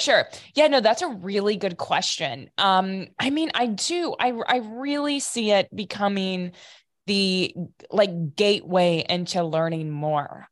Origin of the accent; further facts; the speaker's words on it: Piqua, Ohio, United States; I'm from north of Dayton, Ohio, a really small town called Piqua.